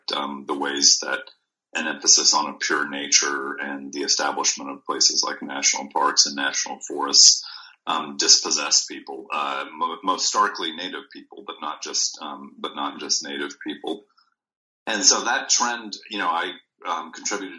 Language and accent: English; Houston, Texas, United States; moved away as an adult; also born or lived in Minnesota; I grew up in Houston, Texas